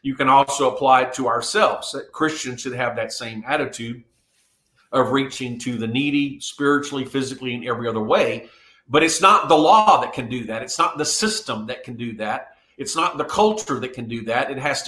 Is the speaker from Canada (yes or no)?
no; South Korea; moved away; I was raised in Korea. And at that time, Korea was a very poor country.